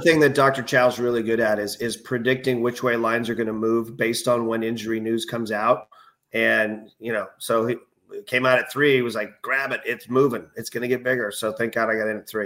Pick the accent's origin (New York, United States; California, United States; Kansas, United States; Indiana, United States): California, United States; Bay Area; I'm from the Bay Area